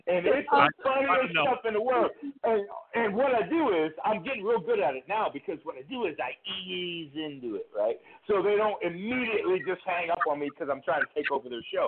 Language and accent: English; Cleveland, Ohio, United States; I'm from Cleveland, Ohio, right?